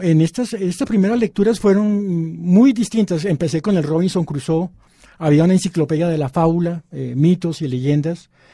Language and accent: Spanish; Bogotá, Colombia; also born or lived in Pasto, Nariño; yo nací en Bogotá, pero mm, mi familia es nariñense. Mi padre era pastuso, mi mamá es San Pablo, Nariño. Y pasé eh, tres años de mi infancia en, en, Pasto